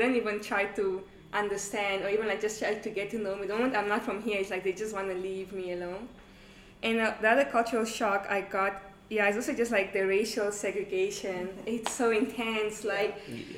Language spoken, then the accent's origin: English; Namibia; moved away as an adult; also born or lived in Angola; now in South Africa; I was born in Namibia, but my nationality is Angolan.